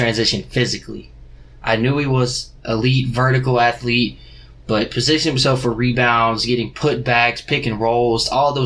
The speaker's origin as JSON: {"language": "English", "town": "Athens", "region": "Georgia", "country": "United States", "said": "I'm from Athens, Georgia. Just graduated University of Georgia."}